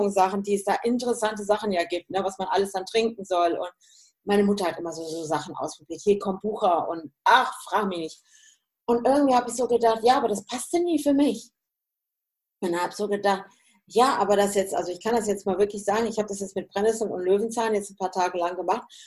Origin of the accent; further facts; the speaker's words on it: Hesse, Germany; ich komme ja eigentlich auch aus dem Hessischen, ne? Ja. und bin ja im Münsterland